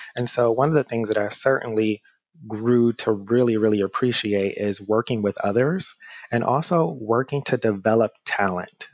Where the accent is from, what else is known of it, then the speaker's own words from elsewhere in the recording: Detroit, Michigan, United States; moved away as an adult; now in Brooklyn, New York, United States; Growing up in the Motor City, most of my friends and also uh, classmates decided that they would go into the auto industry